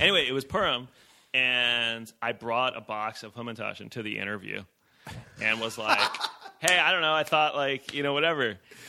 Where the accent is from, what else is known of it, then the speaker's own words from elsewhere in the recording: Brooklyn, New York, United States; moved away as an adult; also born or lived in San Francisco; I'm a Brooklyn guy.